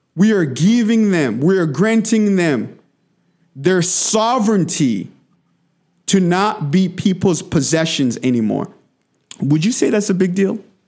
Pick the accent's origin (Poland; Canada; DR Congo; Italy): DR Congo; now in United States; I grew up in the Democratic Republic of Congo, in the heart of Africa. But I li-, I've, I've, I've lived in America for the last twenty-one years